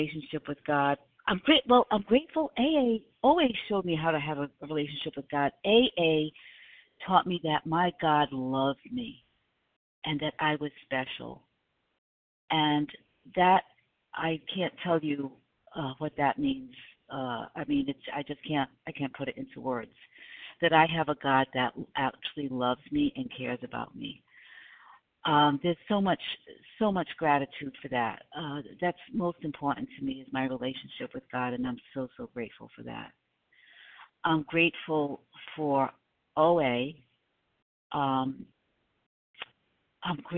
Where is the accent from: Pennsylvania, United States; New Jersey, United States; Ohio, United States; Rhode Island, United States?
Rhode Island, United States; now in South Carolina, United States; I'm from Rhode Island originally. I live in South Carolina, but originally from Rhode Island